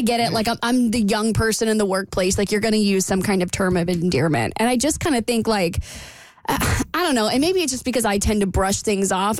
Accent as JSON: {"language": "English", "region": "the South", "country": "United States", "said": "I'm from the South"}